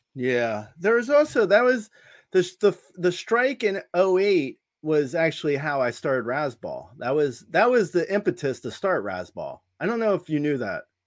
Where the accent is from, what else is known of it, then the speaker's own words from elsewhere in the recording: New Jersey, United States; moved away as an adult; also born or lived in Long Island / Boston / Los Angeles; I grew up in Jersey, uh, and, and family moved to Long Island when I was in college, but I, I, so I go home to Long Island now, but I grew up in Jersey